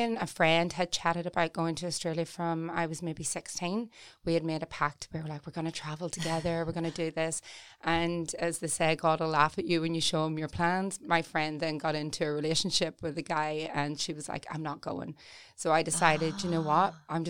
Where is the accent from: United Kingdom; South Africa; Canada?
United Kingdom; Newry, Northern Ireland; I felt like Newry was, sounds terrible, but suffocating